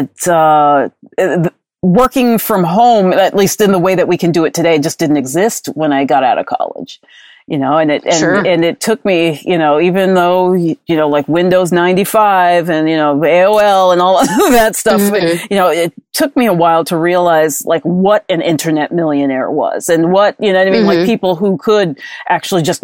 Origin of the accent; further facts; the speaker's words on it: New York, United States; moved away as an adult; also born or lived in New Jersey; now in Hawaii, United States; when I grew up in New York, I lived there, until I was in my mid 20s, and then I moved to New Jersey